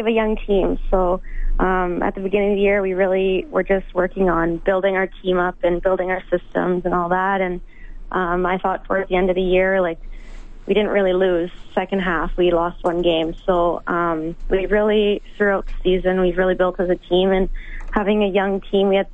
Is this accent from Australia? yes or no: no; Edmonton, Alberta, Canada; I had a good feeling about the U of A. Like, I mean, it's my hometown